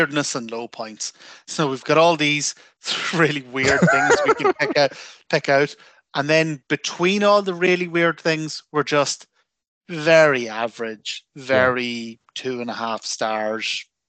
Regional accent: Armagh, Northern Ireland, United Kingdom; I'm from Armagh, and Armagh and South Armagh are very different things

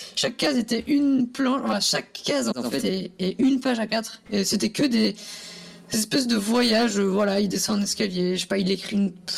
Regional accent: Switzerland; moved away; moi je viens de Suisse à la base

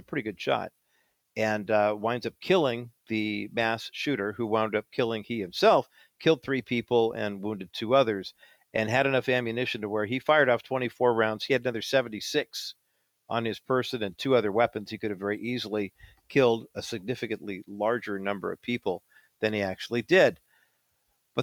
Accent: East Whittier, California, United States; also born or lived in Orange County, California; I grew up in East Whittier, and then we moved to Orange County

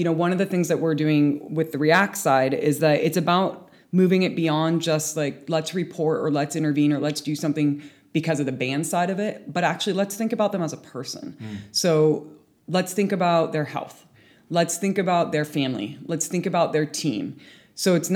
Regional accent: United States; moved away as an adult; now in United Kingdom; as an American living in the UK

